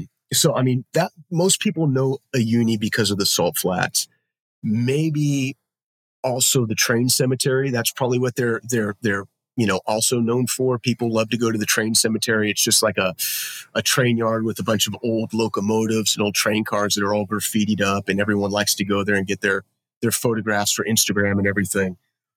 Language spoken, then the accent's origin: English; Los Angeles, California, United States; I am from Los Angeles, California